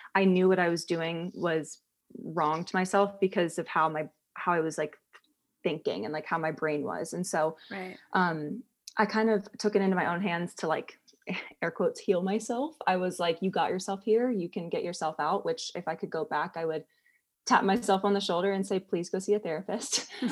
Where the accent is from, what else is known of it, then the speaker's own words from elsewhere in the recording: Columbus, Ohio, United States; moved away as an adult; also born or lived in England; now in Kentucky, United States; I was born in England. And then my parents moved to America when I was 4. I grew up in Columbus, Ohio.